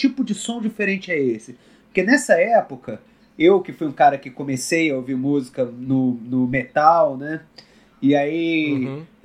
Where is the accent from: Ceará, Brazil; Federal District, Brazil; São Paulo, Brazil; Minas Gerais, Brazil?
Federal District, Brazil; Brasília; also born or lived in Rio de Janeiro; Eu tenho sotaque, mas eu, eu, na verdade, eu sou, eu sou candango completamente.